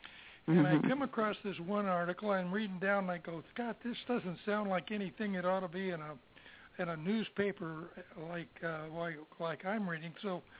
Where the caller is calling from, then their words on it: Florida, United States; I'm from Florida.